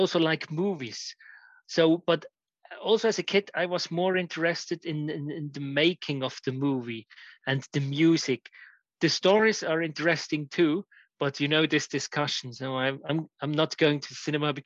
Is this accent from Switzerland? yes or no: yes; Switzerland; also born or lived in Orlando, United States; I was growing up in Switzerland